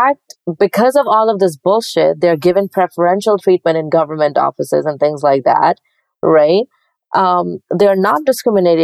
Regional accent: Pakistan; moved away as an adult; I grew up in Pakistan

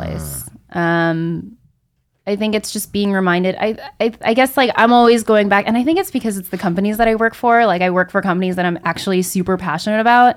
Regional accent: Rockland County, New York, United States; I'm a New York native, specifically from Rockland County.

